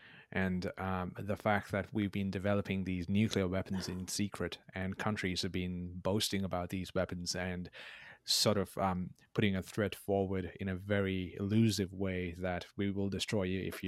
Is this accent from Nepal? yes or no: yes; Nepal; English is a second language; I remember growing up in Nepal, we have this tradition of elders putting their palms on our heads